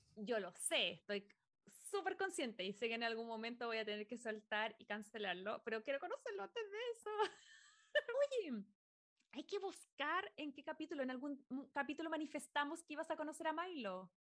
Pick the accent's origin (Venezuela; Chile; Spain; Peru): Chile; moved away as an adult; now in United States; éramos de Chile